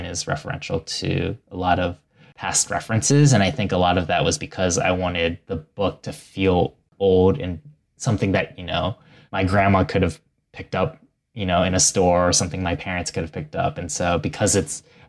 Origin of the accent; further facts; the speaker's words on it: Ohio, United States; my family is from Taiwan and they immigrated in the 80s and I grew up in Ohio